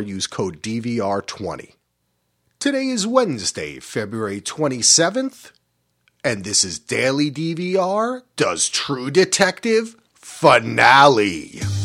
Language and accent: English; East Coast, United States; now in West Coast, United States; We grew up on the East Coast. We came out here to the West Coast.